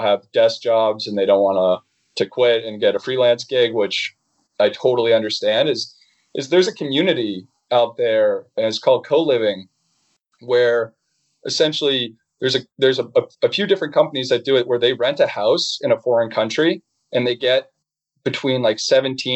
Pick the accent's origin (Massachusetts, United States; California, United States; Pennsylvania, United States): Massachusetts, United States; Boston; moved away as an adult; I grew up in Boston